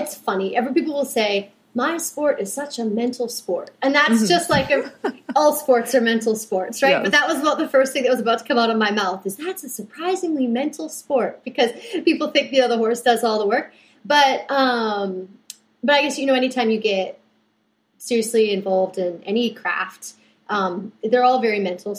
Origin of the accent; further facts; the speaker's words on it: British Columbia, Canada; I'm originally from British Columbia, Canada, so the west coast of Canada